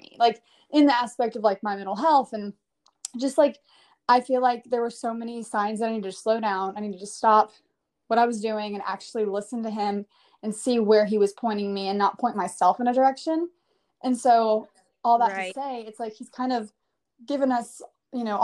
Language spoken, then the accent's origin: English; Hoover, Alabama, United States; now in Nashville, United States; I am from Hoover, but I live in Nashville now.